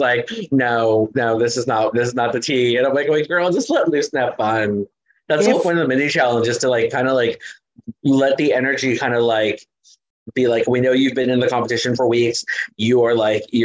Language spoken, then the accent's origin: English; Southern California, United States; I grew up in Southern California